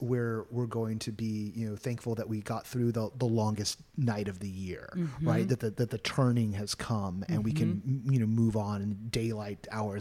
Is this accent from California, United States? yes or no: yes; California, United States; born and bred California.